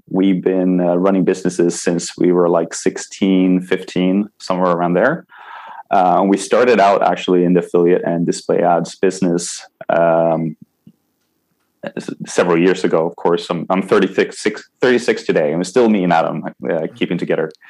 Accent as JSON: {"language": "English", "country": "Sweden", "second_language": "English", "said": "I am from Sweden. I live in Sweden currently, but I have moved around a lot."}